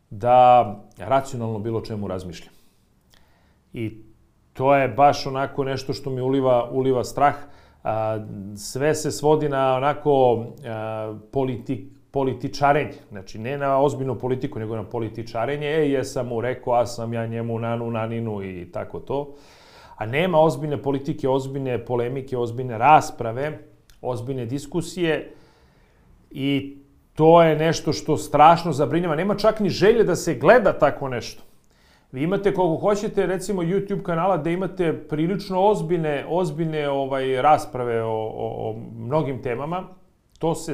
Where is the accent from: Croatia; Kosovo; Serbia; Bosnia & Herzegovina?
Serbia; ovde kod nas u Srbiji